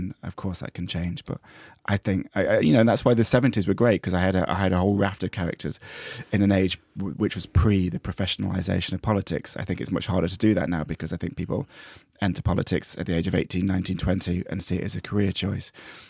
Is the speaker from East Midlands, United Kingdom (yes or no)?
yes; East Midlands, United Kingdom; In fact, it feels like people can sign that stuff to history, but actually the last person to be killed in my villag